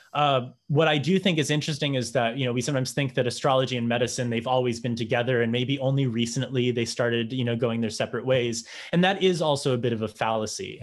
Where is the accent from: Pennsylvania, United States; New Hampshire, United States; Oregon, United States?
New Hampshire, United States; I grew up in New Hampshire